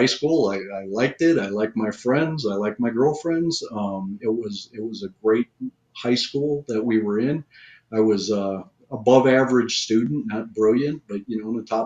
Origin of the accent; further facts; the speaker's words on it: Minnesota, United States; moved away; also born or lived in Omaha, Nebraska; most of the kids that I grew up with in Minnesota